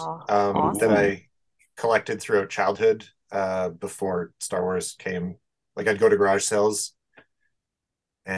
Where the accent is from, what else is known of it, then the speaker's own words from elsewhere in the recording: Winnipeg, Manitoba, Canada; We're always trying to escape Winnipeg